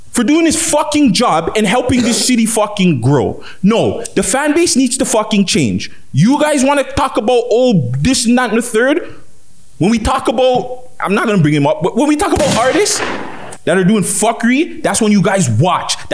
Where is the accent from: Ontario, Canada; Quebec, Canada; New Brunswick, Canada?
Ontario, Canada; Toronto; I'm Canadian, 100% born and raised.